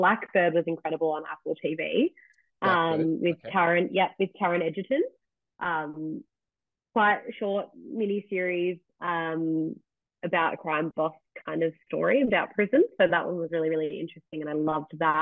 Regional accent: Australia; I'm the Aussie in England

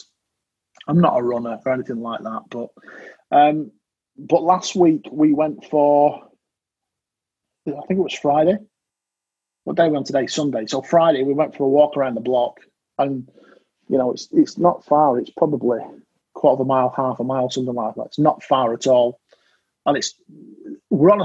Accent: United Kingdom; I'm British

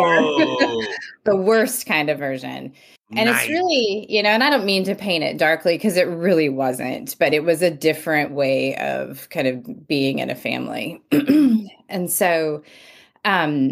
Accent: near Yosemite National Park, California, United States; also born or lived in Bakersfield, California; I grew up in the mountains of California, just outside Yosemite National Park

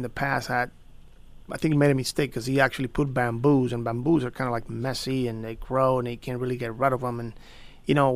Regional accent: Puerto Rico; moved away; I grew up in Puerto Rico

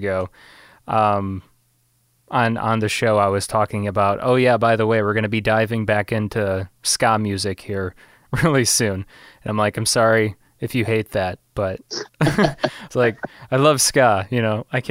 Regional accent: Illinois, United States; my hometown

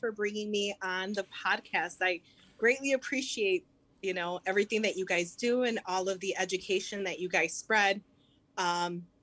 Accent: Chicago, Illinois, United States; i'm from Humboldt Park uh, i graduated from a uh, dr pedro Albizu campos which is a puerto rican cultural center and alternative um, high school

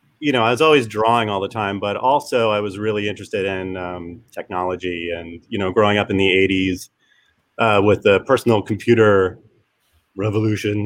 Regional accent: Trenton, New Jersey, United States; also born or lived in Hamilton, New Jersey / Jacobstown, New Jersey / Clinton, New Jersey; I grew up in Trenton, outside of Trenton in Hamilton for a little while.

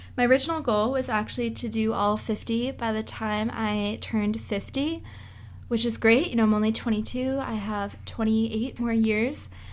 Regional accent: Boston, Massachusetts, United States; I am from Boston, so I'm New England born and raised

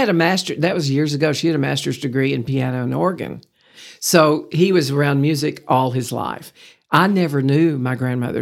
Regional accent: Pampa, Texas, United States; also born or lived in Lubbock, Texas / Abilene, Texas; now in Amarillo, United States; I was raised, born and raised in Pampa, Texas

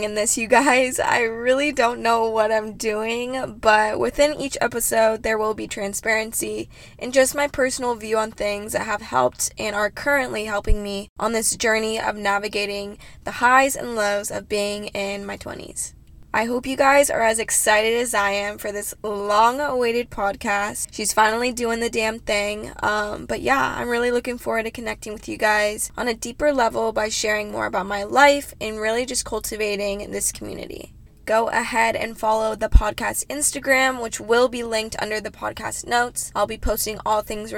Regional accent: Orange County, California, United States; I'm from Orange County, California.

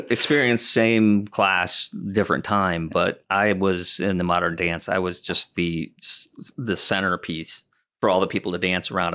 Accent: Iowa, United States; moved away as an adult; when we were growing up in Iowa

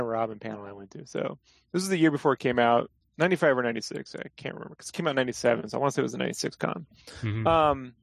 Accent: San Diego, California, United States; I grew up in San Diego

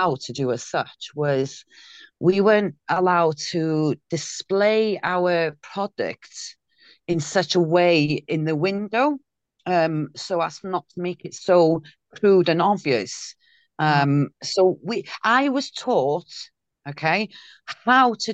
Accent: Caernarfon, Wales, United Kingdom; was well known in Carnarvon, had been, which is my hometown

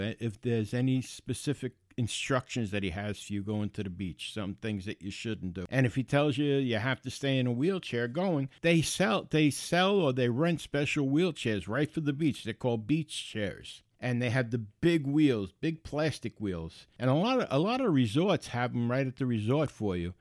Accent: New York City, New York, United States; moved away; I grew up in the Bronx. I lived right on the shore in the Bronx on the Long Island Sound

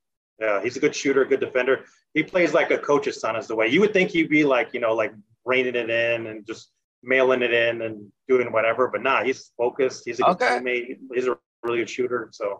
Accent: Albuquerque, New Mexico, United States; moved away; I'm from Albuquerque originally. We call ourselves Burkay

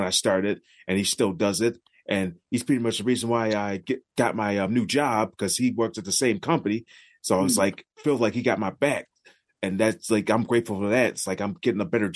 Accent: Buffalo, New York, United States; it was always hosted at my hometown, like, around my hometown area, mostly in Buffalo

